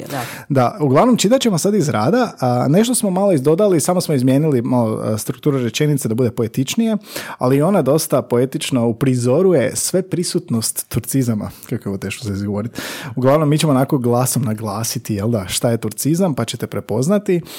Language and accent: Croatian; Croatia; mi smo iz Hrvatske.